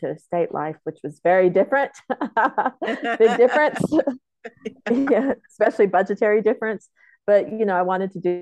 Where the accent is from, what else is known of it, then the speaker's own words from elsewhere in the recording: Lawton, Oklahoma, United States; moved away as an adult; I was born in Lawton, Oklahoma. I'm Comanche, so I grew up in my Comanche homelands